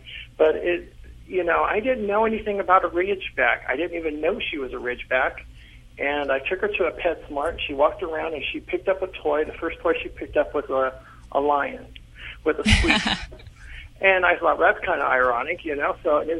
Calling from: Modesto, California, United States; Modesto, California.

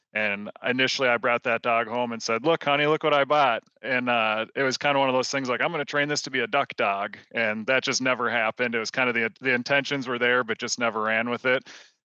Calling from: Rosemont, Minnesota, United States; I am tuning in from Rosemont, Minnesota

